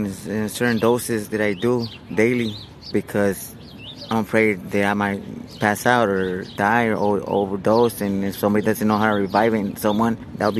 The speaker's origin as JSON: {"language": "English", "country": "United States", "tie": "born or raised there", "also_born_or_lived": "Mexico", "moved": "as an adult", "lives_now": "Tijuana, Mexico", "said": "I was raised in the States since I was like 3 years old. And I grew up and I got in trouble. And then I got deported almost 19 years ago. And I've been over here ever since."}